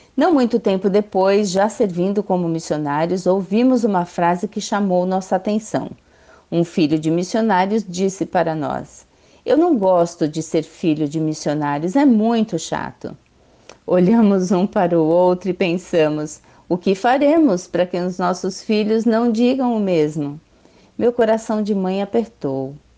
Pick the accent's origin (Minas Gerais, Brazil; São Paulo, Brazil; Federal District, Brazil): São Paulo, Brazil; moved away as an adult; now in North of Brazil; Somos natural de São Paulo